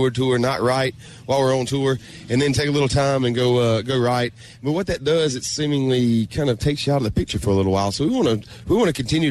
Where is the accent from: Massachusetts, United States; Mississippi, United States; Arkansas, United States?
Mississippi, United States; Mississippi Gulf Coast, United States; moved away as an adult; now in Nashville, United States; I grew up 10 miles in the Gulf of Mexico my whole life